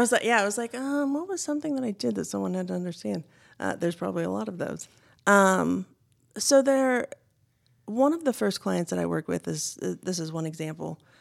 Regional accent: Indiana, United States; I grew up in Indiana. I'm a Midwestern girl, born and raised

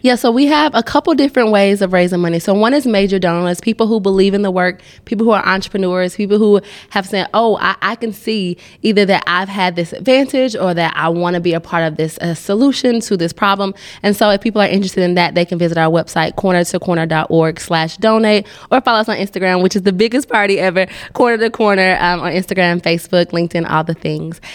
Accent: Atlanta, Georgia, United States; now in Nashville, United States; I'm from Atlanta

